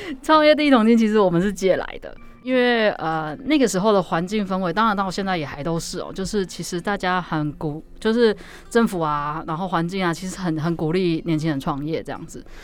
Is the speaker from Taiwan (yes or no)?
yes; southern Taiwan, Taiwan; moved away; also born or lived in Taipei; 我们都是南部的小孩